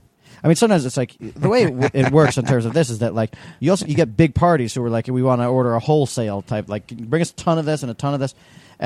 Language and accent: English; New York City, New York, United States; born or raised there